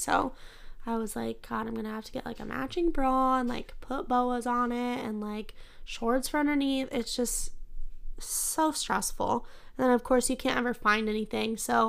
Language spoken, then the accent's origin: English; Midwest, United States; I don't even like to claim this as my hometown because I wasn't born here, but I grew up here, so I have to claim it. But the older I've gotten, I've kind of come to realize that it's very cheap to live in the Midwest.